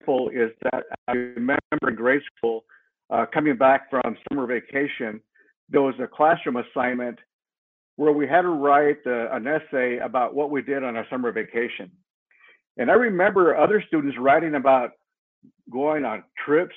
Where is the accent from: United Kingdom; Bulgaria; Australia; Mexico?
Mexico; now in United States; I was born dirt poor in Mexico